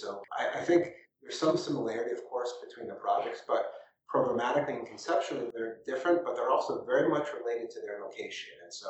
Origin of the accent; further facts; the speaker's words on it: New Haven, Connecticut, United States; also born or lived in New York; I was born in New Haven, in Connecticut. My father worked for Sears Roebuck, no longer Sears Roebuck, and he was a district manager, so we would move around every 2 or 3 years when we were little, mostly through Connecticut, but then a bit through New York.